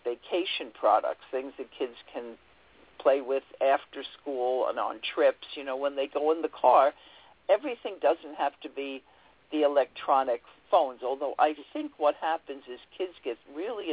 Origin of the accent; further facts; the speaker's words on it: New York City, New York, United States; I grew up in Queens and went to Queens College and studied education there